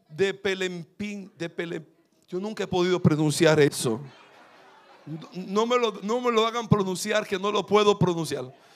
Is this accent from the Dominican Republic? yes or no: yes; Dominican Republic; en mi país